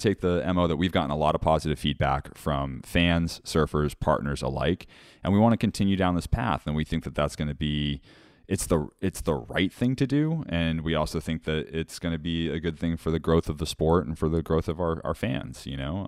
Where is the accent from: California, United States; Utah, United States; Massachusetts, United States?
Massachusetts, United States; Woods Hole; Woodsole Oceanographic Institute is in my hometown